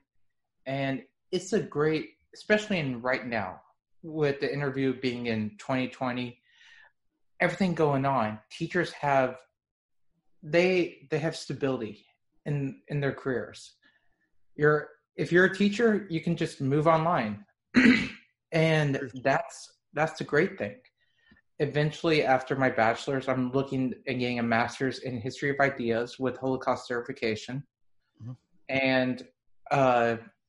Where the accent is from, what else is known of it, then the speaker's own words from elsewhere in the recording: Dallas, Texas, United States; also born or lived in Israel; I'm from Dallas, Texas. I'm 32 years old